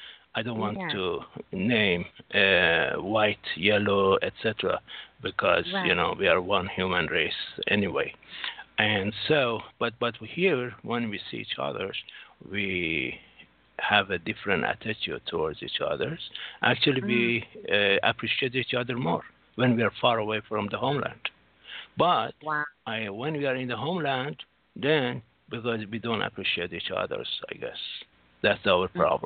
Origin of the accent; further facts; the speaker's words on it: United States; now in Singapore; No, American citizen. I'm American citizen, my dear. I am from America.